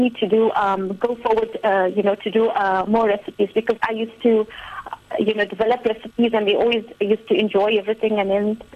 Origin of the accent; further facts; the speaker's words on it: Durban, KwaZulu-Natal, South Africa; I'm from Durban